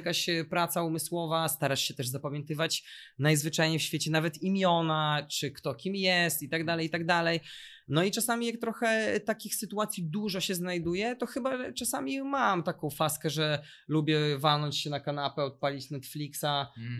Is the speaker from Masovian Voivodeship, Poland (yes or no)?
yes; Warsaw, Masovian Voivodeship, Poland; u nas w Warszawie